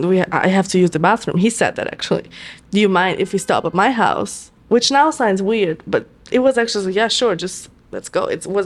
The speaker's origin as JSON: {"language": "English", "country": "Italy", "lives_now": "New York, United States", "said": "Mind you, I come to New York from Italy."}